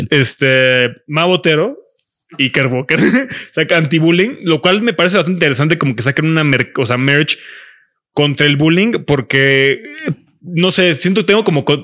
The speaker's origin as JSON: {"language": "Spanish", "region": "Yucatán", "country": "Mexico", "said": "Porque soy yucateco."}